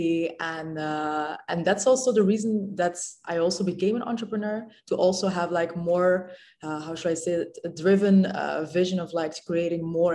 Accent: Belgium; moved away as an adult; now in Dubai, United Arab Emirates; originally Moroccan, born and raised in Belgium

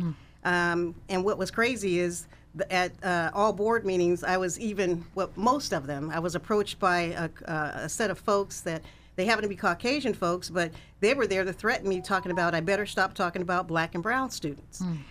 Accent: Sacramento, California, United States; also born or lived in Kansas; I'm a Sacramento native, and I grew up in North Highlands

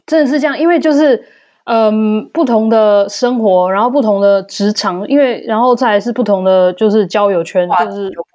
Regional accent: Taiwan; moved away as an adult; now in Germany; 像我啦、嗯哼。台湾人

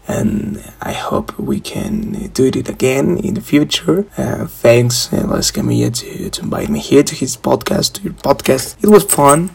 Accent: Mexico; I'm 19 years old and I'm from Mexico

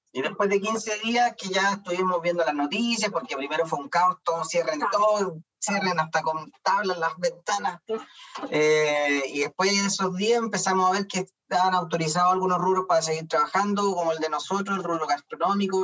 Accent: Concepción, Biobío, Chile; yo soy de Concepción

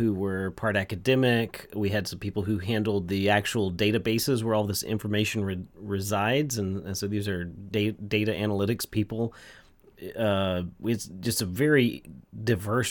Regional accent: Texas, United States; I'm also from Texas

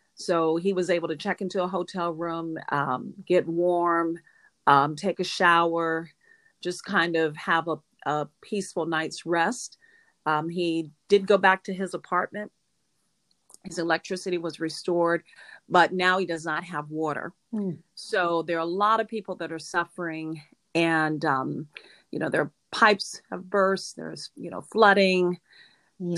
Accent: Norfolk, Virginia, United States; also born or lived in Dallas, Texas / Houston, Texas; now in Fort Lauderdale, United States; I was born in Norfolk, Virginia

